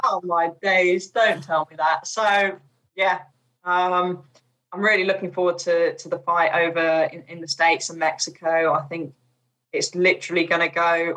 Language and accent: English; United Kingdom; also born or lived in Chipping Norton / Bourton-on-the-Water; being a British driver